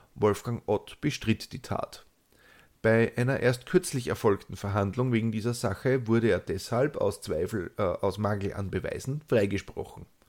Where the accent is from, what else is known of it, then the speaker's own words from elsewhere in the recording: Austria; accent: Austrian dialect; die dürften als einzige außerhalb Österreichs die gelegentlichen Ausbrüche in meinem eingeborenen Dialekt verstehen